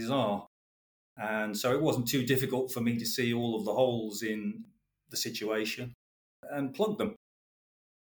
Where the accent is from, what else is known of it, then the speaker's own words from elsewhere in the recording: West Bromwich, West Midlands, United Kingdom; moved away as an adult; also born or lived in Croydon; I am a boy from the Black Country. I was born and bred in West Bromwich